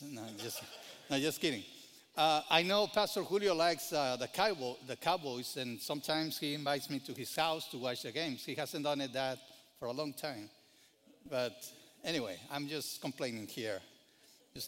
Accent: Mexico; now in United States; I grew up in Mexico

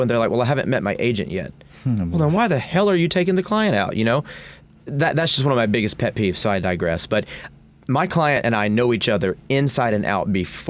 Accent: the South, United States; I'm from the South, I can talk a lot

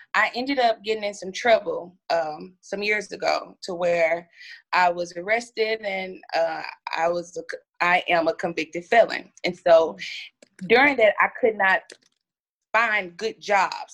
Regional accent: Pine Bluff, Arkansas, United States; I'm from Pine Bluff, Arkansas.

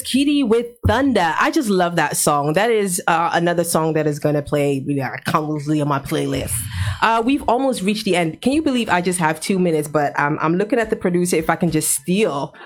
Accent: Ghana; I'm a Ghanaian

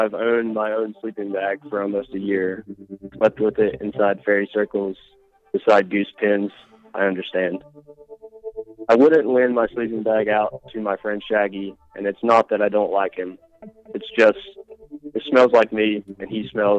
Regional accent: Reno, Nevada, United States; I'm from Reno, Nevada.

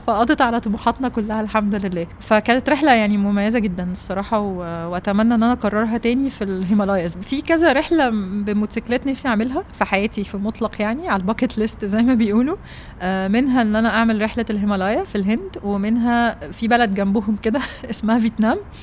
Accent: Egypt; انا جايه من مصر

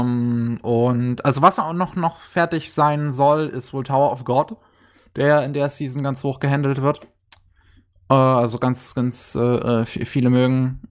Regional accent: Germany; bei uns in Deutschland

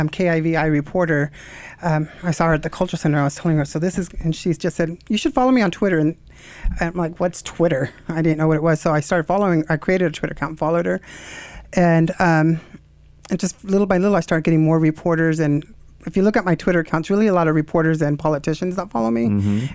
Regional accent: Elko, Nevada, United States; moved away as an adult; now in Boise, United States; I'm from Elko, Nevada. Okay. And so I grew up there. My whole family's there.

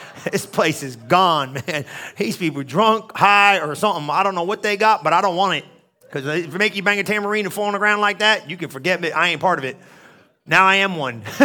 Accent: New Jersey, United States; moved away; I was from New Jersey

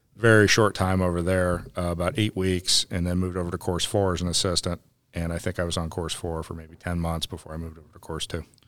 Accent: Ohio, United States; moved away as an adult; now in North Carolina, United States; I grew up in Ohio, and, uh, my father was a superintendent at, uh, Firestone Country Club

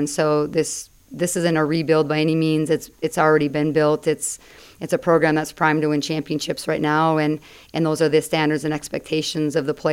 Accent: Minnesota, United States; coming back home always feels good. Um, it's my home state

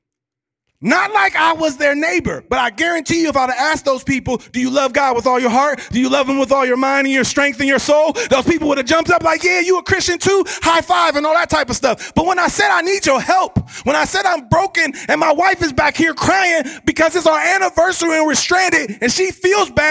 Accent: Ohio, United States; I'm from Ohio

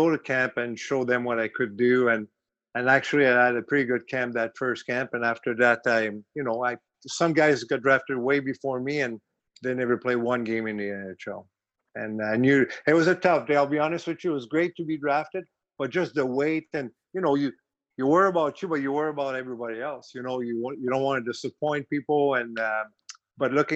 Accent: Montreal, Quebec, Canada; accent: French Canadian; moved away; I'm French Canadian

